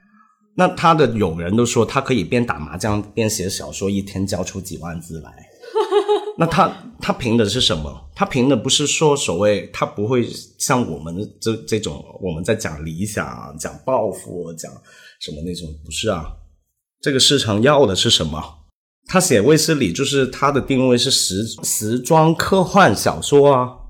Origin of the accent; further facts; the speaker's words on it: Hong Kong; first language Cantonese; Chinese is a second language; 比如我是香港人